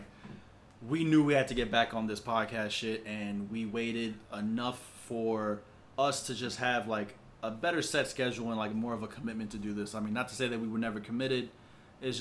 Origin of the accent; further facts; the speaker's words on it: New York, United States; we're from New York